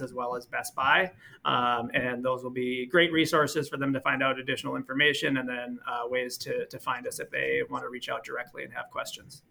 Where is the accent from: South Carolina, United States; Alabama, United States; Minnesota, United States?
Minnesota, United States; born and raised in Minnesota